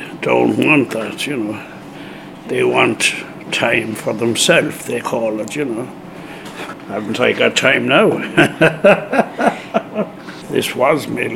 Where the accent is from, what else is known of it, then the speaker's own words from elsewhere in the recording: County Mayo, Connacht, Ireland; now in United Kingdom; I come from Mayo, County Mayo, on the west coast of Ireland